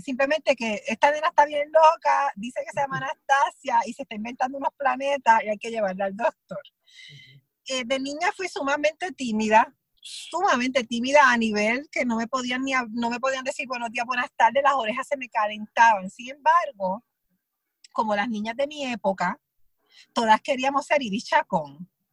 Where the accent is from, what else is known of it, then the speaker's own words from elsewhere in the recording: southern Puerto Rico, Puerto Rico; yo pues soy del sur, de Puerto Rico